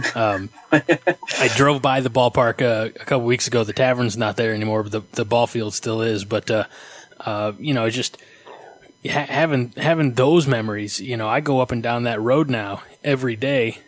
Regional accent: Southern Illinois, United States; I'm from Southern Illinois

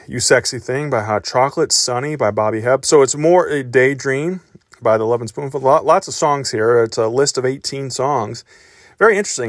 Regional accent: St. Louis, Missouri, United States; Saint Louis, which was, or is, uh, where I grew up, my hometown

